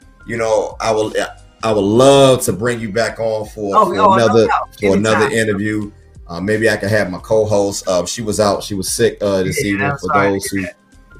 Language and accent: English; Washington, District of Columbia, United States; I'm from the D.C. where if you wasn't from D.C., you was a Bama.